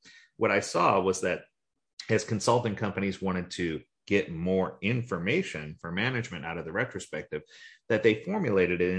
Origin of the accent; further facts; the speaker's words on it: New Orleans, Louisiana, United States; now in Florida, United States; I grew up in New Orleans